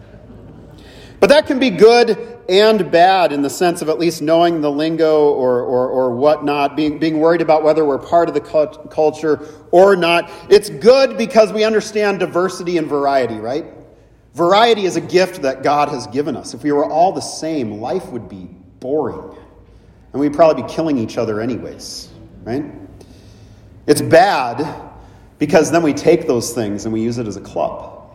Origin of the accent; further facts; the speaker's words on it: California, United States; moved away as an adult; also born or lived in Minnesota; growing up in California, for me, I've spent 25 years in Minnesota, but growing up in California